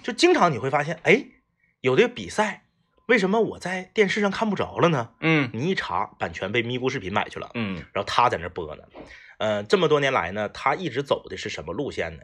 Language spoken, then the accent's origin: Chinese; Liaoning, China; 我老家是辽宁的